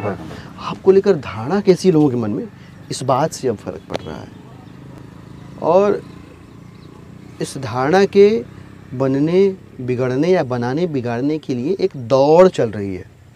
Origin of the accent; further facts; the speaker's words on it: Zamania, Uttar Pradesh, India; now in Delhi, India; मैं अपने गांव की अगर बात करूँ ज़मानिया एक बहुत छोटा सा कस्बा है बनारस